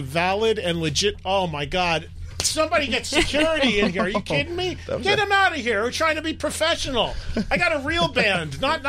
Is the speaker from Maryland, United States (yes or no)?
no; New Jersey, United States; That's Jersey right there. We're from Jersey, and there he is.